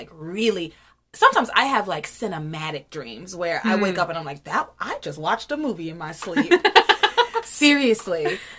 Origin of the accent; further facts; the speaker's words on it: the South, United States; I'm from the South.